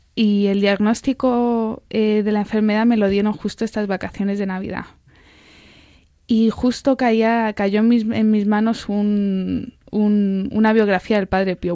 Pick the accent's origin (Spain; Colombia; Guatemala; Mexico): Spain; Albacete, Castilla-La Mancha; Yo soy de Albacete